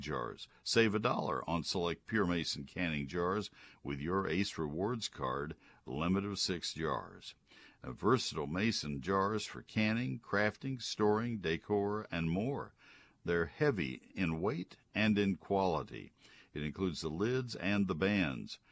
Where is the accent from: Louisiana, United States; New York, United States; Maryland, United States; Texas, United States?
Texas, United States; San Antonio; San Antonio is where I was born